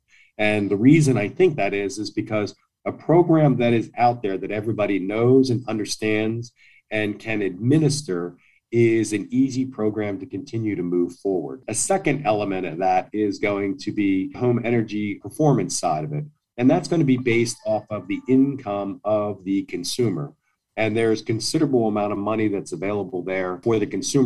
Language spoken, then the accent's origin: English; outside of Philadelphia, Pennsylvania, United States; I grew up outside of Philadelphia